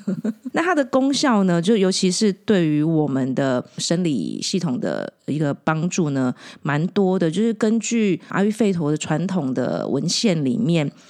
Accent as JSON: {"language": "Chinese", "country": "Taiwan", "said": "我们台湾人很多小料料理的小吃里面都会用到很多白胡椒。"}